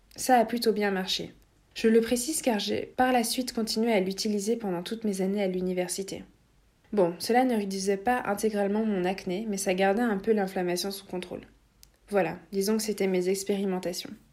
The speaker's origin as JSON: {"language": "French", "country": "Latvia", "tie": "born or raised there", "moved": "yes", "said": "j'étais évidemment chez mes parents à ce moment-là, dans mon pays natal, la Lettonie. Je vivais dans une petite ville"}